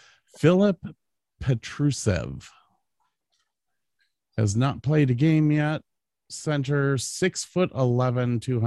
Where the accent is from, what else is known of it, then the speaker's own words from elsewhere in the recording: Cleveland, Ohio, United States; I'm from Cleveland.